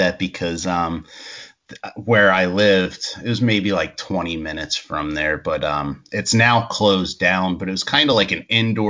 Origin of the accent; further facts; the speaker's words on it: Schwenksville, Pennsylvania, United States; moved away; where I grew up in Pennsylvania. Yeah. Like the name itself is weird, Schwanksville